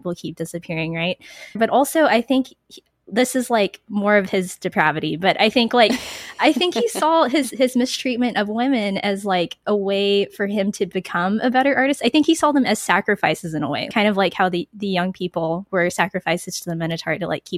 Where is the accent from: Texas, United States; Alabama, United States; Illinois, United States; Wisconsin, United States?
Texas, United States; San Antonio; I'm from San Antonio, Texas, which is home to the McNay Art Museum